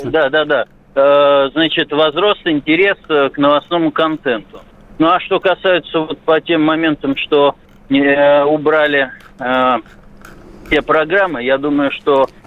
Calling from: Moscow, Russia; я из Москвы.

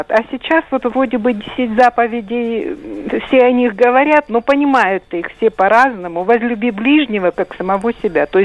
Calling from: Rostov-on-Don, Rostov Oblast, Russia; Э, я звоню из Ростова.

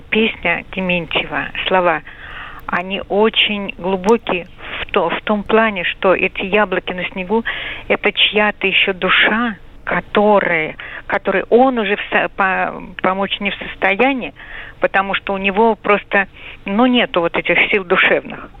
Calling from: Moscow, Russia; я из Москвы.

